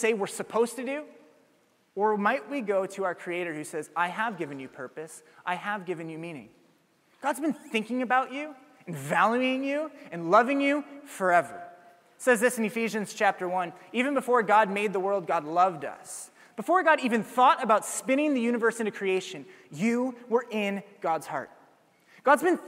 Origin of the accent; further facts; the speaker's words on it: Ames, Iowa, United States; I'm from Ames. It's home